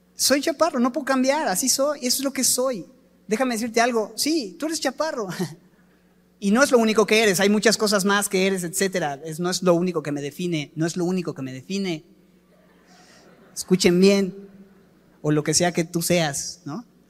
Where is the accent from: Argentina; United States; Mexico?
Mexico; aquí es donde yo vivo y soy mexicano y a mucha honra